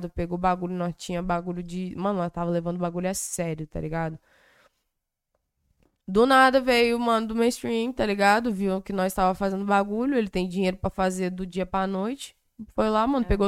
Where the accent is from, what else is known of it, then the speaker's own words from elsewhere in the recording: Cariacica, Espírito Santo, Brazil; born there; rolou um evento aonde, no, na cidade que eu nasci, em Cariacica, tá ligado?